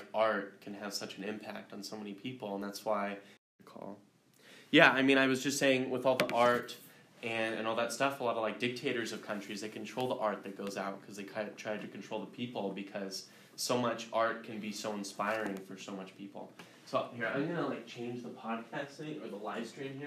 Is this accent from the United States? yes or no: yes; Idaho, United States; now in New York City, United States; I grew up in Idaho